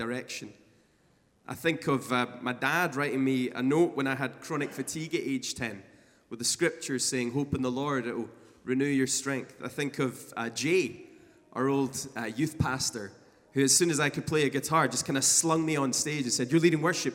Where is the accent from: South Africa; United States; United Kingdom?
United Kingdom; Scotland; a Scottish musician